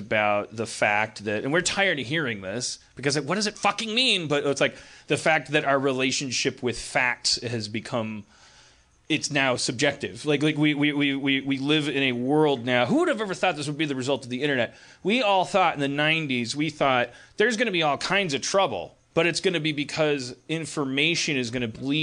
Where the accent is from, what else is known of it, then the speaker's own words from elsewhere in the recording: Milwaukee, Wisconsin, United States; growing up in Milwaukee